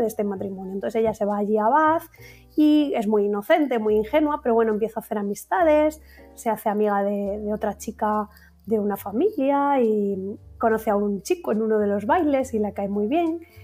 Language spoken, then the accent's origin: Spanish; Valladolid, Castile and León, Spain; muy de mi tierra, muy de Valladolid